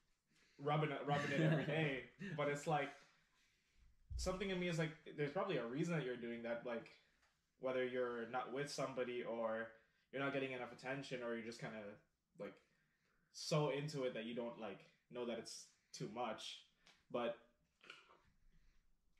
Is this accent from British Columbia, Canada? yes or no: no; Toronto, Ontario, Canada